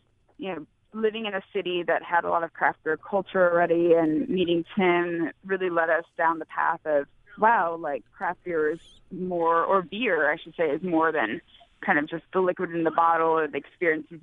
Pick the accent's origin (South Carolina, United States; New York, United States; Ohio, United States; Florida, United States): New York, United States; New York City; also born or lived in Seattle, United States; now in Asheville, United States; I'm from New York City originally